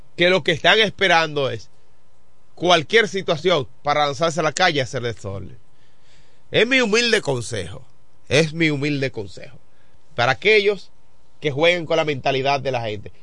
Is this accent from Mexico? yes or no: no; Dominican Republic; Yo soy de Baté